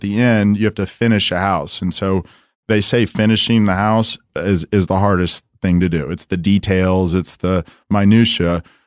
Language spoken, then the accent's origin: English; Dallas, Texas, United States; I come from Dallas, uh, went to Saint Mark's, you know, went to S M U